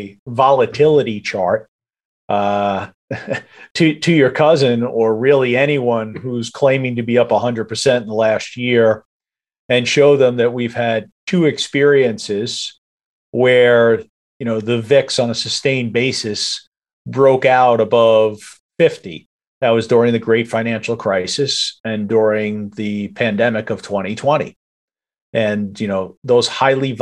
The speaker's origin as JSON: {"language": "English", "region": "New York", "country": "United States", "said": "I'm an Italian from New York"}